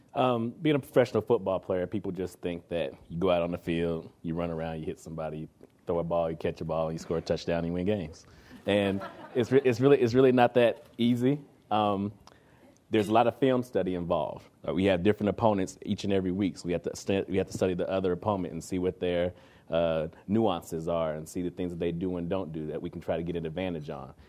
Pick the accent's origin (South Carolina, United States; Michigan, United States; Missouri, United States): Missouri, United States; Kansas City; moved away as an adult; also born or lived in Toronto; now in Canada; I come from Kansas City, Missouri